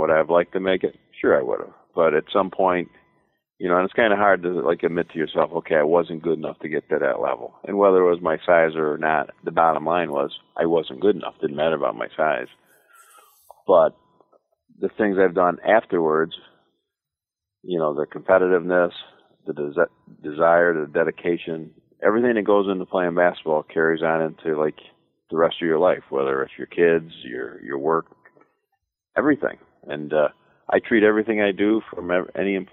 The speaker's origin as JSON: {"language": "English", "town": "Kirkwood", "region": "New York", "country": "United States", "tie": "born or raised there", "said": "I grew up in Kirkwood, New York, which is just a small town in, probably about an hour and 15 minutes directly south of Syracuse, New York"}